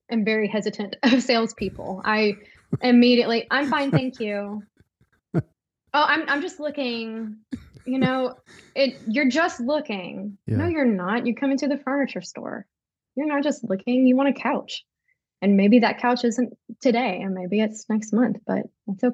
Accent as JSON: {"language": "English", "region": "Tennessee", "country": "United States", "tie": "born or raised there", "said": "I'm from Tennessee. I have lived in Tennessee my entire life, never lived in another state"}